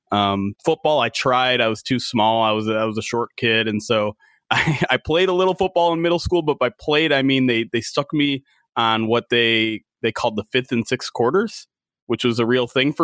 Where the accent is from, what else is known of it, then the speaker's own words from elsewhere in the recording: Detroit, Michigan, United States; Well, I'm a local guy. I grew up in Metro Detroit. Grew up a Lions fan from the get go.